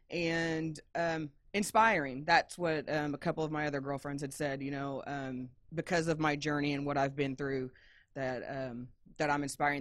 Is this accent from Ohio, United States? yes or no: no; Indiana, United States; moved away as an adult; I am originally from Indiana